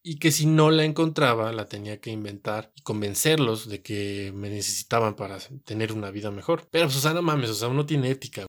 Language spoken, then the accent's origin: Spanish; Mexico; nosotros como mexicanos o como latinoamericanos